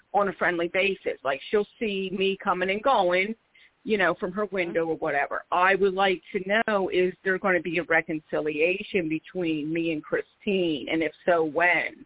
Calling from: Philadelphia, Pennsylvania, United States; I'm calling from Philadelphia, PA

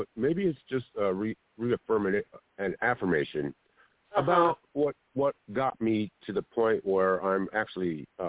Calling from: Harbor area, Southern California, United States; I'm calling from the Harbor area in Southern California.

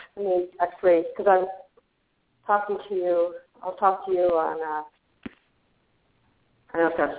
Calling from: Arizona, United States; I'm calling from Arizona.

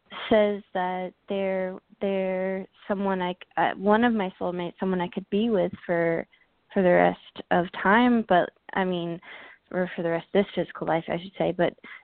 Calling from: Georgia, United States; I'm calling from Georgia.

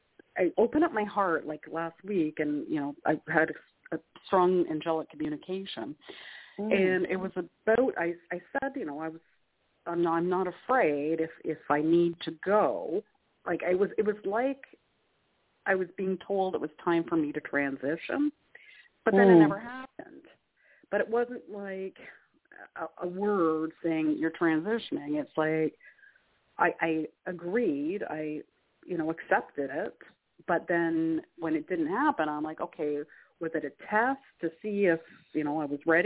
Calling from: Canada; calling from Canada.

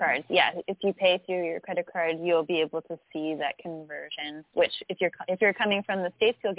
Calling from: Canada; So we're calling you from Canada.

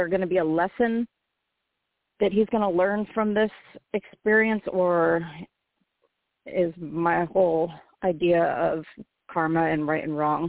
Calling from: Phoenix, Arizona, United States; I'm calling from Phoenix

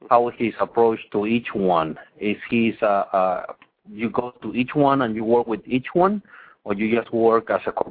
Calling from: Napa, California, United States; It's … from uh, the Napa area, actually, for Hercule in Sonoma County.

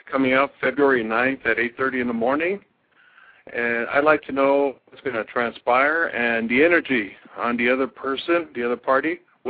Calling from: Southern California, United States; I'm calling from California, Southern California.

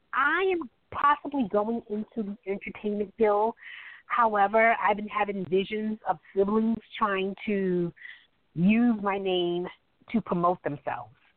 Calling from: New York, United States; I'm calling from New York

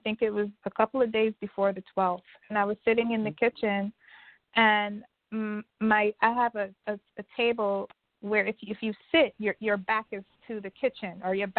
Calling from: New York, United States; I'm calling from New York.

